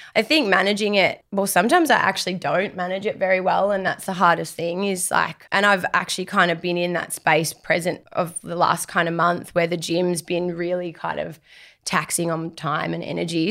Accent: Darwin, Northern Territory, Australia; moved away as an adult; now in Melbourne, Australia; I grew up on Larrakia country, so up in Darwin

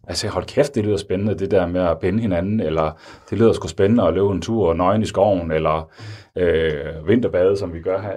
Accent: North Jutland, North Denmark Region, Denmark; den kultur, jeg er vokset op i i Nordjylland

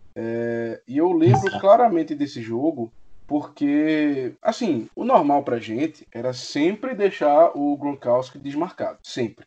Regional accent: Recife, Pernambuco, Brazil; eu sou de Recife

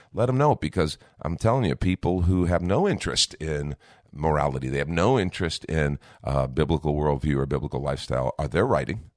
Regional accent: United States; I'm first a Christian, then I'm an American

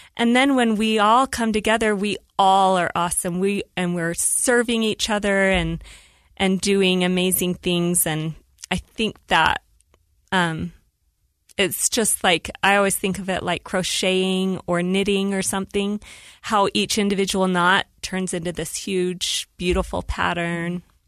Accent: Woods Cross, Utah, United States; also born or lived in Salt Lake City, Utah / Saratoga Springs, Utah; I was born in Salt Lake City and then raised in Woods Cross, Utah

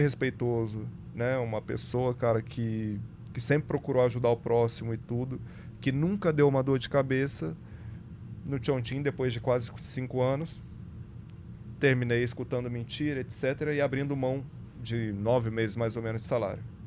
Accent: Brazil; Falo daqui porque sou brasileiro

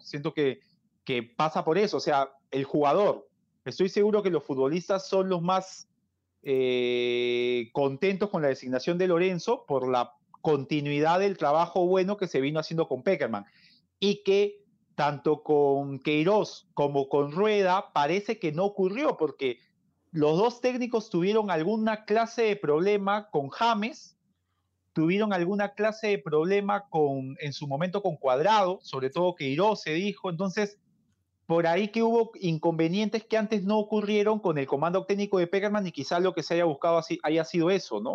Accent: Peru; como peruano y aliancista

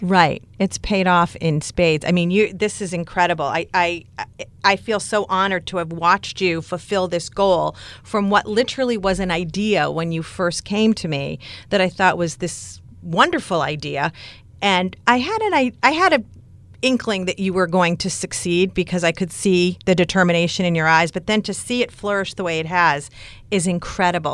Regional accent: Newburyport, Massachusetts, United States; Newburyport, Mass. Lovely. It's my hometown

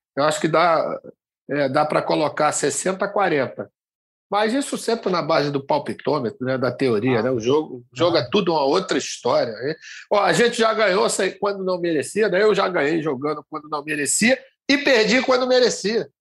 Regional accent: João Pessoa, Paraíba, Brazil; moved away; eu estou fazendo com vocês aqui diretamente da minha terra, de João Pessoa

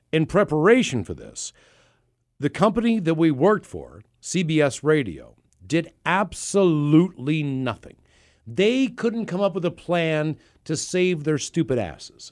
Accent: Baltimore, Maryland, United States; moved away as an adult; now in Seattle, United States; where we're from

